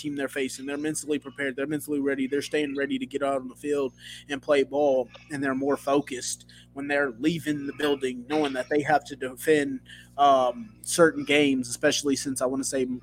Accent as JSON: {"language": "English", "area": "Bay Area", "region": "California", "country": "United States", "said": "I'm from the Bay Area"}